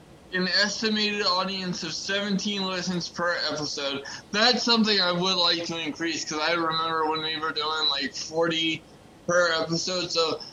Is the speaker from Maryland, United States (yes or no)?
yes; Maryland, United States; And my home state, ladies and gentlemen, is in fourth place with 9%. Why? Come on. What's going on? What the hell, Maryland? Have some loyalty. I've lived here my entire life.